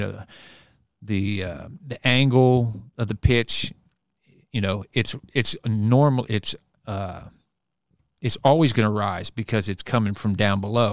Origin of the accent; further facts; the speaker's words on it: Bellevue, Kentucky, United States; I grew up in Bellevue and I went to Saint Anthony's grade school